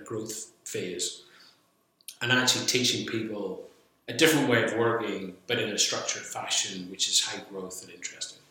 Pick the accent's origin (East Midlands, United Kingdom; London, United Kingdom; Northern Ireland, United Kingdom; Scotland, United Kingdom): Northern Ireland, United Kingdom; Belfast; moved away as an adult; also born or lived in Bristol; I born and brought up in Belfast.